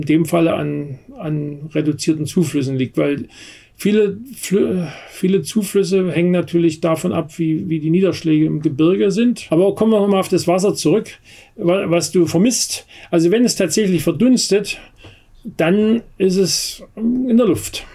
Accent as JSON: {"language": "German", "country": "Germany", "also_born_or_lived": "Berlin area", "said": "bei uns in Deutschland"}